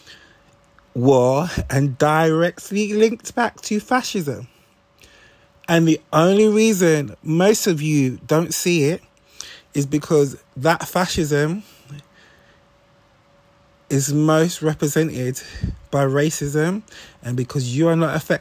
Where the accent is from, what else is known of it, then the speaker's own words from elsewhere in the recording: London, United Kingdom; I'm from South East London. I grew up in a time when people used to put NF on the walls of the estate I used to live